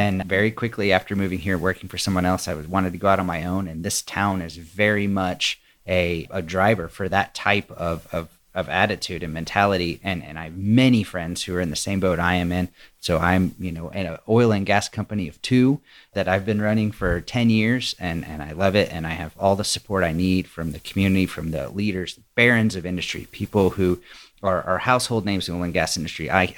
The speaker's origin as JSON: {"language": "English", "town": "Dallas", "region": "Texas", "country": "United States", "tie": "born or raised there", "also_born_or_lived": "Austin, Texas / Los Angeles, California", "lives_now": "Midland, United States", "said": "I was born in Dallas. I went to school in Austin. I lived in Los Angeles."}